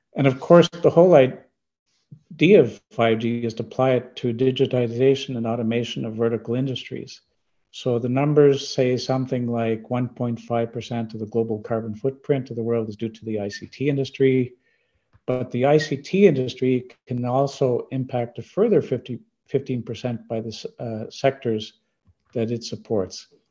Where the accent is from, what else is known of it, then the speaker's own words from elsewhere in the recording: Canada; I'm from Canada